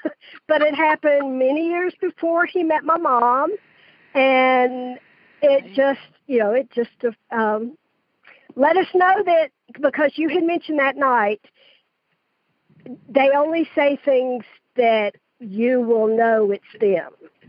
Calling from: Stockbridge, Georgia, United States; I'm calling from Stockbridge, Georgia.

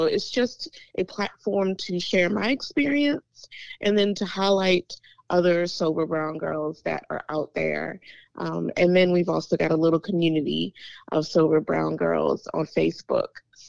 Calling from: Chesterfield, Virginia, United States; I am calling from Chesterfield, Virginia, a little bit outside of Richmond, Virginia.

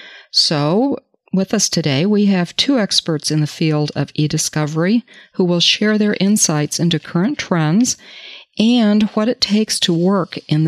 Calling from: Charlevoix, Michigan, United States; a NALA Advanced Certified Paralegal calling in from Charlevoix, Michigan, where I work as a paralegal at Running Wise and Ford.

